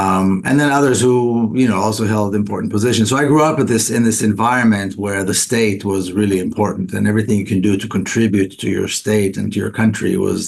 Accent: Jerusalem, Jerusalem District, Israel; now in United States; I was born and raised in Jerusalem to a very patriotic Israeli family.

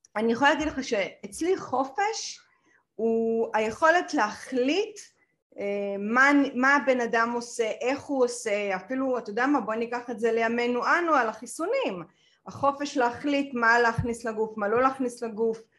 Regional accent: Israel

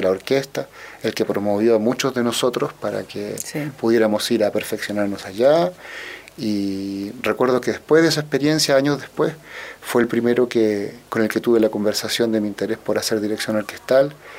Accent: Santiago, Santiago Metropolitan Region, Chile; yo nací acá en Santiago eh, de Chile, eh, tuve una infancia, diría yo, como todos los chicos de mi época

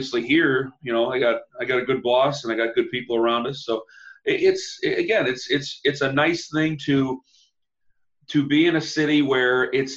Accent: Canton, Ohio, United States; I'm from Canton, which is about 60 miles away from Cleveland

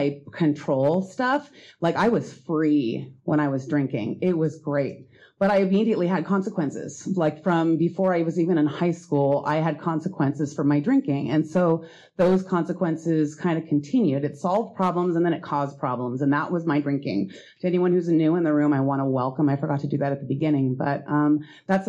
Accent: Seattle, Washington, United States; I grew up in Greenwood

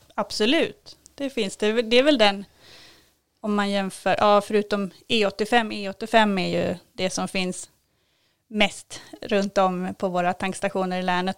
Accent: Kalmar, Kalmar County, Sweden; also born or lived in Norrköping; now in Kälen, Sweden; har flyttat hit från Norrköping, men jag är uppvuxen i Kalmar

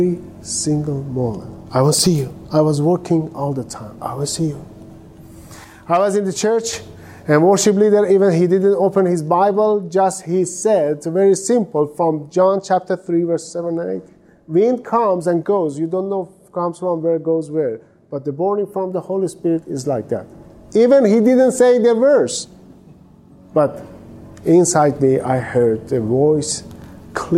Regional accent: Iran; English is a second language; moved away as an adult; also born or lived in Cyprus / Istanbul, Turkey; I'm from Islamic Republic of Iran. I was born in a Muslim family, and I raised in this Muslim family

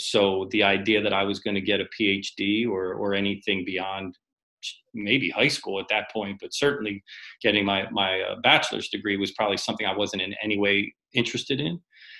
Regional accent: Harrisburg, Pennsylvania, United States; Harrisburg, PA.

